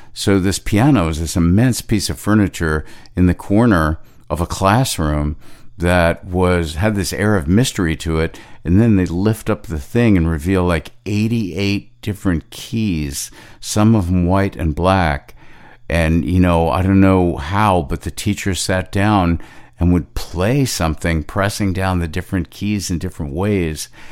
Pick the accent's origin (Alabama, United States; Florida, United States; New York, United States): New York, United States; Long Island; growing up on Long Island in the late sixties, early seventies